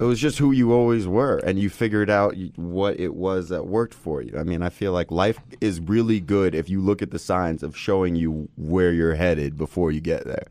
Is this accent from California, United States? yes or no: yes; Los Angeles, California, United States; also born or lived in New York City; born in New York. I grew up pretty much in Los Angeles